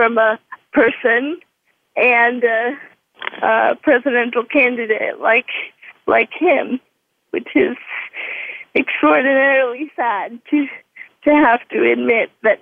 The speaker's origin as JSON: {"language": "English", "region": "New York", "country": "United States", "said": "as a New Yorker"}